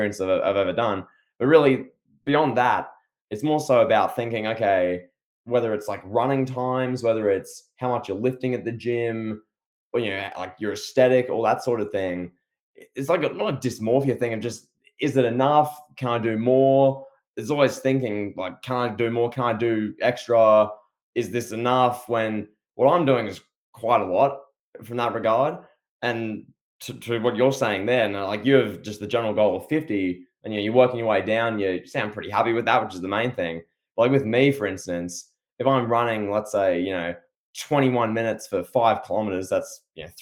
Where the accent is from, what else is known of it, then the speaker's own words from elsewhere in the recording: Australia; a man from down under